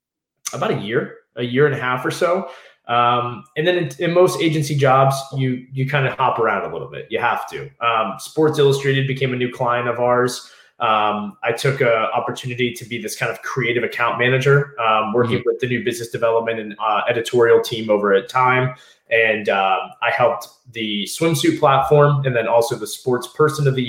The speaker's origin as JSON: {"language": "English", "region": "Southeast Virginia", "country": "United States", "also_born_or_lived": "Washington, D.C.", "moved": "as an adult", "said": "I was from Southeast Virginia."}